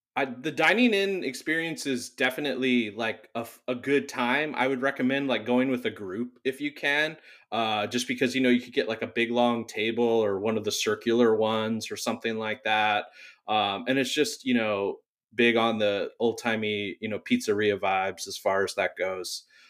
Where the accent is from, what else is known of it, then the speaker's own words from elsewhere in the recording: Whittier, California, United States; also born or lived in San Diego; now in Long Beach, United States; I grew up in Whittier.